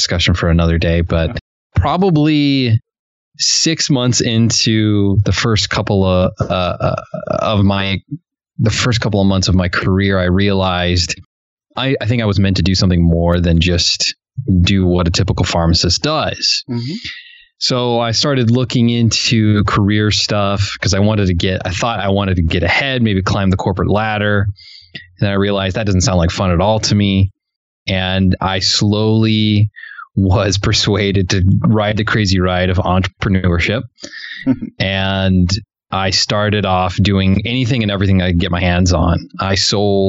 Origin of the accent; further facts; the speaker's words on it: New York City, New York, United States; I was born in New York City.